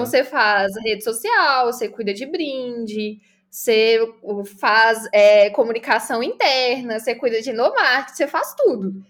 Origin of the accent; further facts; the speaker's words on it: Belo Horizonte, Minas Gerais, Brazil; Sou de BH, Minas Gerais